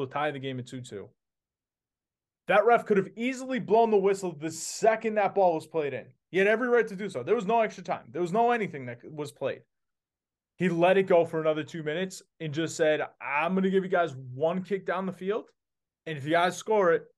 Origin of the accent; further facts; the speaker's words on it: Boston, Massachusetts, United States; I grew up watching it in Boston